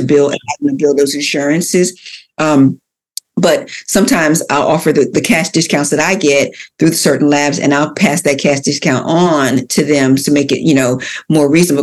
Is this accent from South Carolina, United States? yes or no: no; Philadelphia, Pennsylvania, United States; I grew up in Philadelphia. I'm a born and raised Philadelphia girl